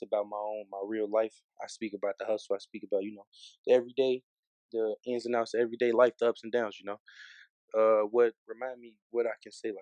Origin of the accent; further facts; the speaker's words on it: Chicago, Illinois, United States; I'm from the West Side of Chicago